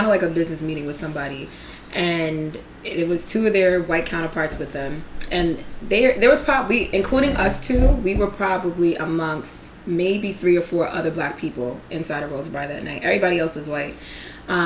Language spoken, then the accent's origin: English; Long Island, New York, United States; we grew up in Long Island and I grew up in a very white side, the white side of my town